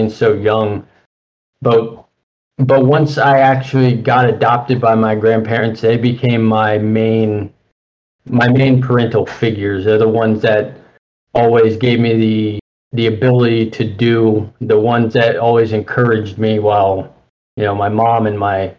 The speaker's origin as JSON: {"language": "English", "town": "Tallahassee", "region": "Florida", "country": "United States", "tie": "born or raised there", "also_born_or_lived": "Tampa, Florida", "said": "I was originally born in Tampa, Florida. My mom had gone to prison, and I was adopted by my grandparents, who brought me up to Tallahassee. Currently, I'm living in Tallahassee"}